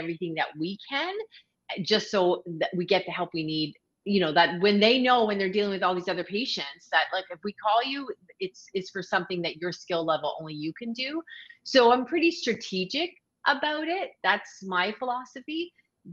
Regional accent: Canada; also born or lived in Ontario; now in Prince Edward Island, Canada; I'm a Canadian

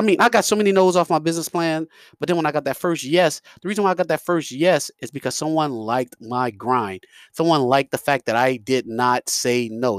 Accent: New York, United States; I'm from New York

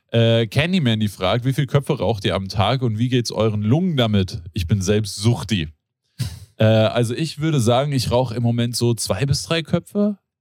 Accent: Rodgau, Hesse, Germany; ich bin in Rottgau aufgewachsen

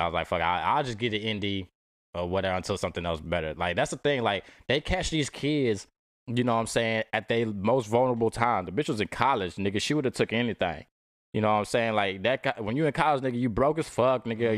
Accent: Dallas, Texas, United States; I'm from, I'm from Dallas

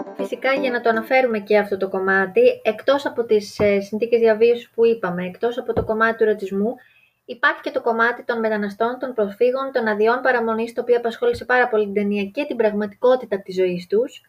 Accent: Greece; να είμαστε Έλληνες

